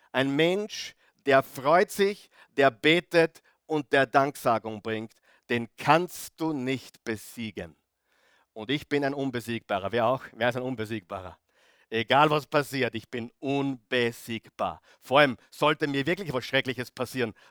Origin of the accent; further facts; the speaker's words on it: Grieskirchen, Upper Austria, Austria; heute früh wieder in Grieskirchen, wo ich her bin, als Oberösterreicher